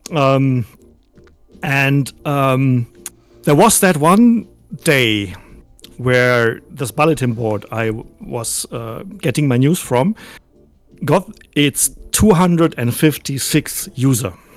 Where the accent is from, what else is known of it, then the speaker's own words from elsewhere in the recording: Germany; I'm I'm, I'm from Germany